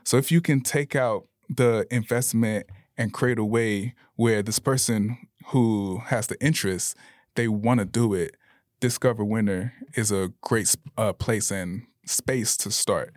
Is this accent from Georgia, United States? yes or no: no; Bradenton, Florida, United States; moved away as an adult; also born or lived in Tallahassee; now in Salt Lake City, United States; I grew up in Bradenton, Florida